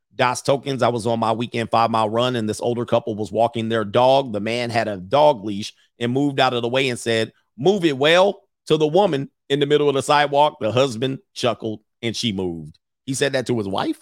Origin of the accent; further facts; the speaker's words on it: United States; this is our country. This will forever be our country